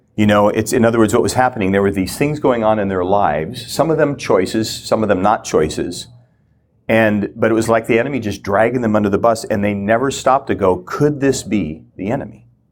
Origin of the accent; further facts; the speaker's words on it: Minnesota, United States; moved away as an adult; also born or lived in Kona, Hawaii; I grew up in the Lutheran Church, Minnesota